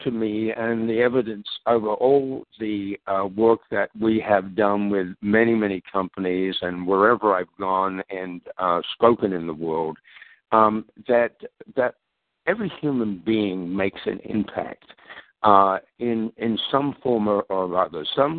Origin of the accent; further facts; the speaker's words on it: Australia; also born or lived in London, England; now in Minnesota, United States; actually born in London, England, but my parents emigrated to Australia when I was 9 years of age. So I grew up in Australia